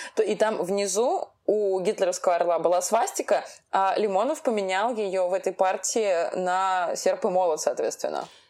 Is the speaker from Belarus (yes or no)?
no; Russia; Мы, как бы, родились в России, у нас это гражданство. Мы россияне, но мы не все русские. Ну, то есть вот я русская